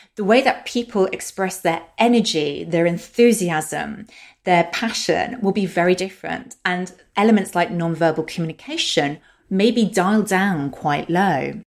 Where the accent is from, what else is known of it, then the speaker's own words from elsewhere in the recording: London, United Kingdom; accent: British; also born or lived in Germany / Russia; my accent is British and I'm based in London, the U K. And I have lived here most of my life